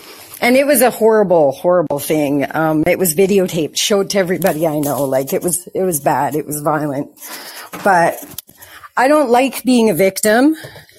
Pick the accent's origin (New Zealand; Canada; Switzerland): Canada; because I'm from Canada